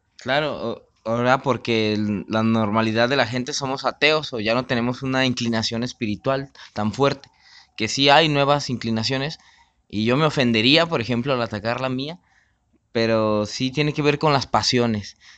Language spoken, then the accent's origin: Spanish; Mexico; como mexicano